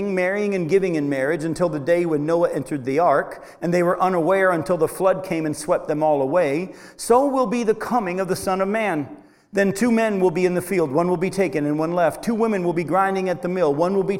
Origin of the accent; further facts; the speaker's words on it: Milton, New Hampshire, United States; I was raised in Milton, New Hampshire